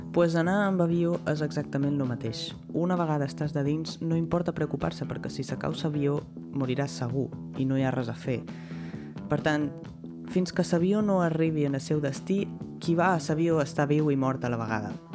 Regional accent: Mallorca, Balearic Islands, Spain; Jo sóc de Mallorca

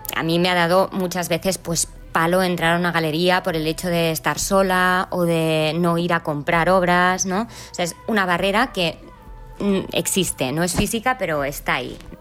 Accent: Lloret de Mar, Catalonia, Spain; yo soy de Lloret de Mar

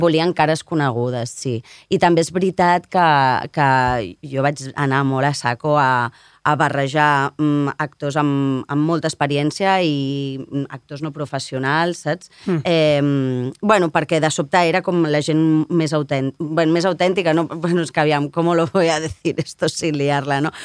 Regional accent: Barcelona, Catalonia, Spain; sóc una nena de Sant Gervasi

